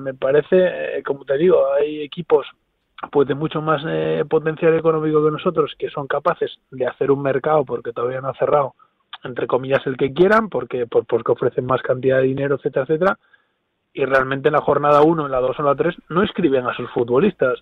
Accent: Spain; Estamos cuatro españoles allí

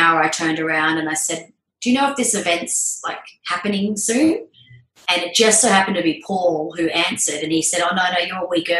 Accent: Albany, Western Australia, Australia; moved away as an adult; also born or lived in Perth, Australia; now in Darwin, Australia; I'm originally from Albany in Western Australia, so a small town down there, and went to Perth for uni

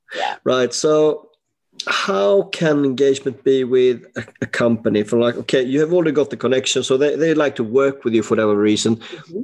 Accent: Sweden; now in United Kingdom; I'm from Sweden

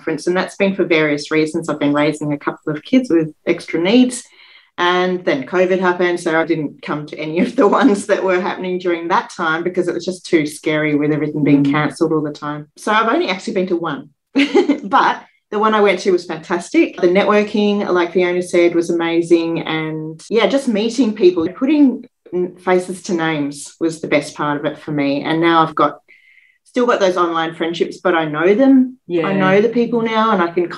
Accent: Perth, Western Australia, Australia; I've lived in Perth all my life

